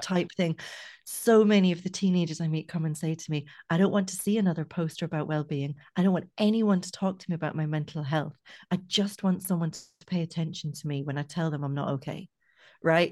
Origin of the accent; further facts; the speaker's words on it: Scotland, United Kingdom; now in Ireland; I grew up in Scotland